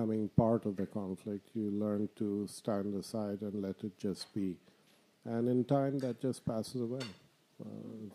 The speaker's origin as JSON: {"language": "English", "country": "Bangladesh", "also_born_or_lived": "Abu Dhabi, United Arab Emirates", "moved": "as an adult", "lives_now": "Canada", "said": "I'm from Bangladesh"}